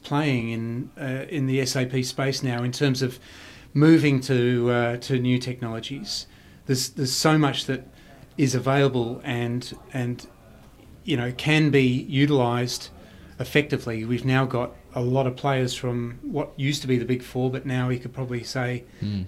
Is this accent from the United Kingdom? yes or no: no; Perth, Western Australia, Australia; where I grew up in Perth